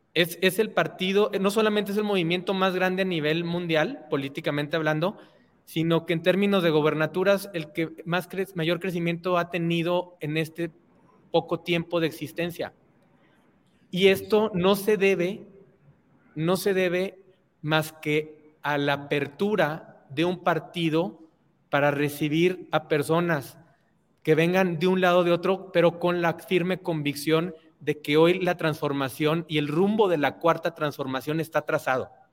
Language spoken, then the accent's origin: Spanish; Torreón, Coahuila, Mexico; mi ciudad natal Torreón